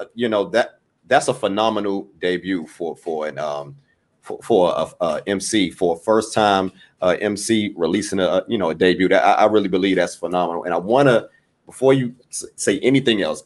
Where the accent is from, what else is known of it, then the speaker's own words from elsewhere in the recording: Washington, District of Columbia, United States; I'm from DC. So I'm from Washington, DC. I'm here in DC